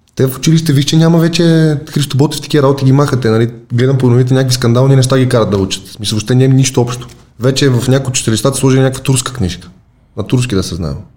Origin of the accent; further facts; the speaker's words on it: Sofia, Sofia City, Bulgaria; Вече няма казвам, че съм от София.